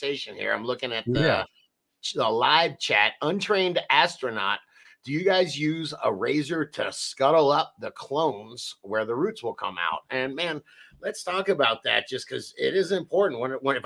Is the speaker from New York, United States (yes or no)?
no; Florida, United States; I come from Florida. I own a nursery.